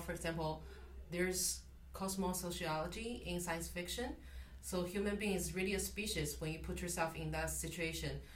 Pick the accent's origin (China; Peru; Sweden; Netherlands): China; moved away; I'm from China